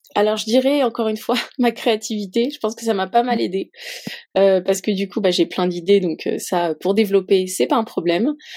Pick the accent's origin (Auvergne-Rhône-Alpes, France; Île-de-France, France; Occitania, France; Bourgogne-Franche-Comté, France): Île-de-France, France; Paris; en tant que Parisienne